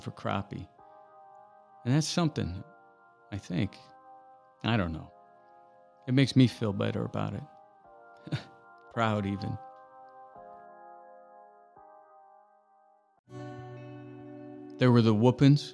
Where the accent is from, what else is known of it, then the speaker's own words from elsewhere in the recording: Indiana, United States; moved away as an adult; also born or lived in Los Angeles, California; being born and raised in Indiana, but feeling as if I really grew up in Los Angeles